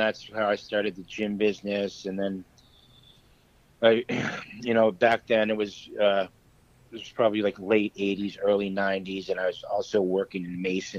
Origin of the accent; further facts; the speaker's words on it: Keene, New Hampshire, United States; moved away as an adult; also born or lived in Florida; my hometown of Keene, New Hampshire.